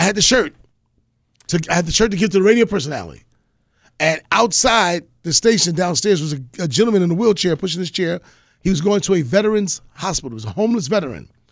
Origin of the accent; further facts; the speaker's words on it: New York, United States; I'm, I'm from New York